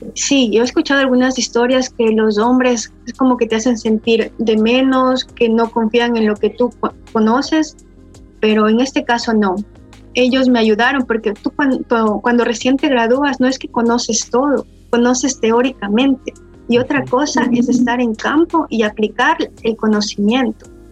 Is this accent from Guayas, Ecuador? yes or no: no; Quito, Pichincha, Ecuador; moved away as an adult; now in Russia; yo soy ecuatoriana, de, vivo en la ciudad de Quito, en Tumbaco, que es un valle